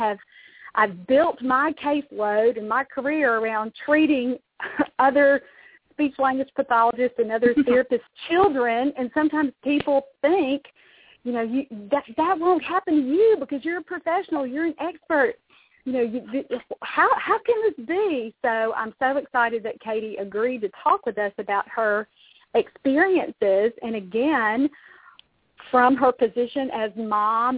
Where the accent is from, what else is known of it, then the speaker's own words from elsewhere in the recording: Louisville, Kentucky, United States; Louisville, Kentucky, my hometown